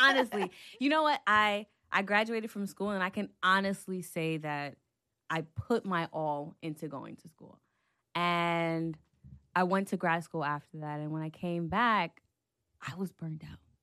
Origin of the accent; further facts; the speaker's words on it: New York City, New York, United States; I'm from Brooklyn, New York